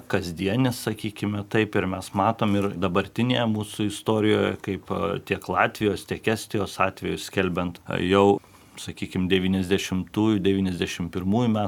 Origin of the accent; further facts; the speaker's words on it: Lithuania; mes lietuviai visą laiką norime, kad šventė būtų tada, kai šilta